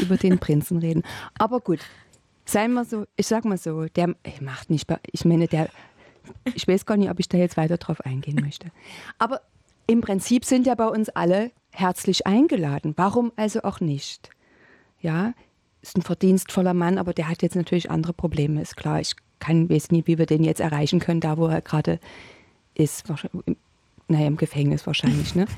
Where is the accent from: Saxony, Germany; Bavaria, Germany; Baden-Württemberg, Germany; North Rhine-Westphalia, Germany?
Saxony, Germany; Dresden; accent: Saxon; now in Potsdam, Germany; ich komme aus Dresden